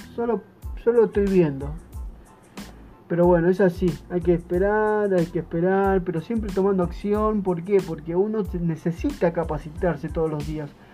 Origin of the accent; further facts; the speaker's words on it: Buenos Aires, Argentina; soy de Buenos Aires, Argentina